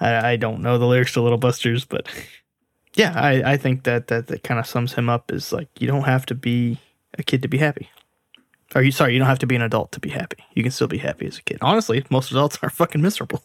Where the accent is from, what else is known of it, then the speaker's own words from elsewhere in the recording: United States; as an American